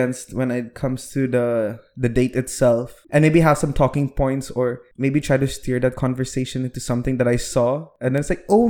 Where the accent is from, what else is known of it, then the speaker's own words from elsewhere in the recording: Philippines; I'm Filipino, but...